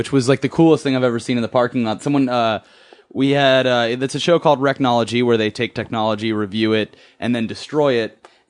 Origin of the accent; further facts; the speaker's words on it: Florida, United States; now in Los Angeles, United States; I grew up in Florida